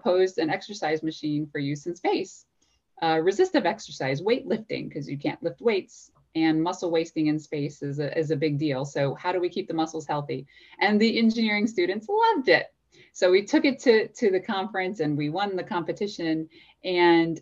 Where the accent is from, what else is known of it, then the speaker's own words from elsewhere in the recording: Louisiana, United States; I grew up in Louisiana